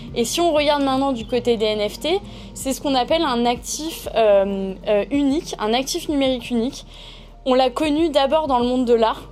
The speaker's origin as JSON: {"language": "French", "town": "Toulon", "region": "Provence-Alpes-Côte d'Azur", "country": "France", "tie": "born or raised there", "said": "j'ai eu la chance d'évoluer dans le sud euh, puisque je viens de Toulon"}